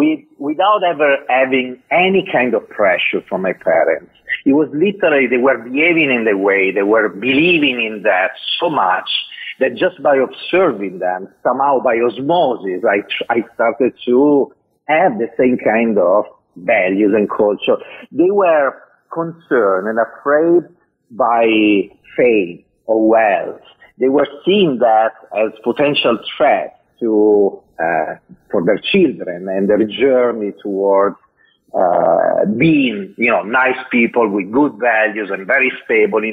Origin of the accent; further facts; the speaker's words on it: a little town outside of Milan, Lombardy, Italy; accent: Italian; from the North; English is a second language; moved away as an adult; also born or lived in United States; as you can hear from my accent, I'm Italian. I was born there 47 years ago in a little town outside of Milan